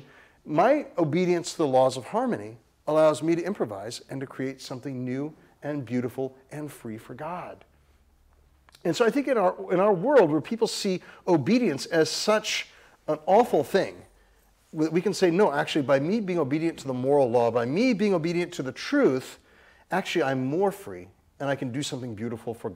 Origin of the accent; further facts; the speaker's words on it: California, United States; I'm from California